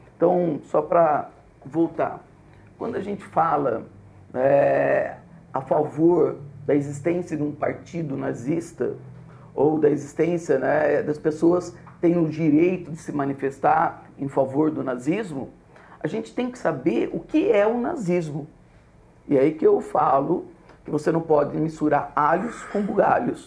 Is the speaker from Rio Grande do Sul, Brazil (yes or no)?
no; Botucatu, São Paulo, Brazil; sou de Botucatu